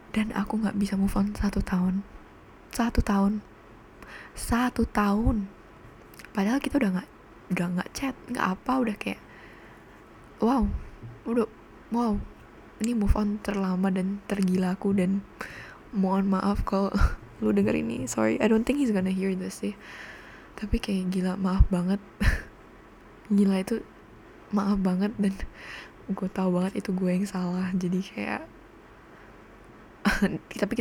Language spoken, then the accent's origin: Indonesian; Cirebon, West Java, Indonesia; now in Bali, Indonesia; karena aku tinggal di Bali dan aku bukan orang sini aku orang Cirebon jadi familyku tuh di Cirebon semua